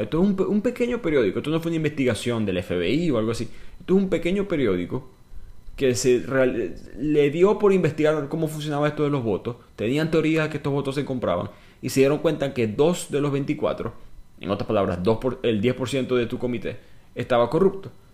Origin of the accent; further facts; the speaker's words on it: Venezuela; yo soy venezolano.